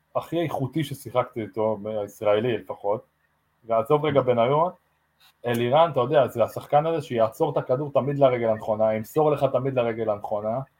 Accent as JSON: {"language": "Hebrew", "area": "Maccabi Haifa", "region": "Haifa District", "country": "Israel", "tie": "born or raised there", "also_born_or_lived": "England", "moved": "as an adult", "lives_now": "Las Vegas, United States", "said": "אמרתי למכבי חיפה, גדלתי שם"}